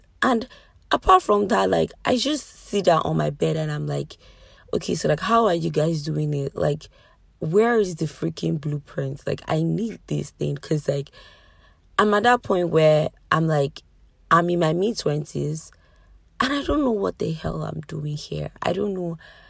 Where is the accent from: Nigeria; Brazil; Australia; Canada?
Nigeria; So today's episode, as you can tell already, is just life as a Nigerian, right? As in life as a young adult living in Nigeria.